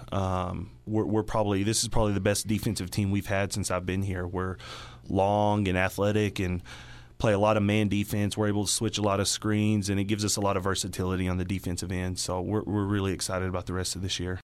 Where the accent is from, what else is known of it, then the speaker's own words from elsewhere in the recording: Dumas, Texas, United States; also born or lived in Lubbock, Texas; now in Dalhart, United States; I'm from Dumas actually, so uh, you know, born and raised not too far from here